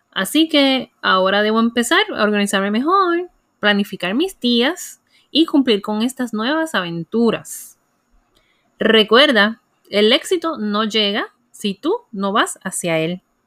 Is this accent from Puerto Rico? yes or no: yes; Puerto Rico; como buena puertorriqueña